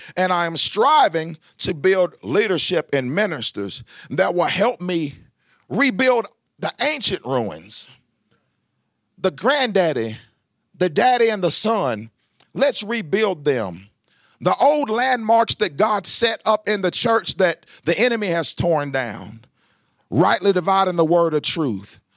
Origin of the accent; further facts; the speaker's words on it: Lebanon, Tennessee, United States; I grew up here in Lebanon, Tennessee.